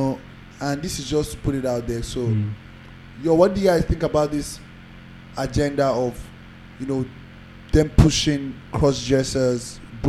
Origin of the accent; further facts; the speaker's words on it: Lagos, Nigeria; I was born in Lagos, fam.